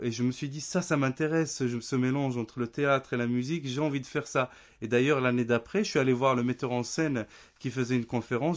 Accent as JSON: {"language": "French", "town": "Nador", "region": "Oriental", "country": "Morocco", "tie": "born or raised there", "also_born_or_lived": "Rabat / Paris", "moved": "yes", "said": "j'ai grandi à Nador avec ma famille"}